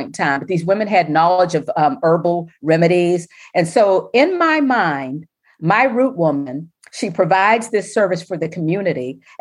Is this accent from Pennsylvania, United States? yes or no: yes; Pittsburgh, Pennsylvania, United States; born or raised there; moved away as an adult; now in Washington, D.C., United States